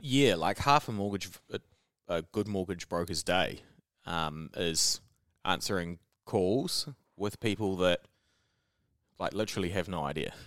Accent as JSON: {"language": "English", "country": "New Zealand", "accent": "Kiwi", "said": "They recognise my accent straight. I, I'd say hello, and they'd be like, \"Oh, Kiwi.\""}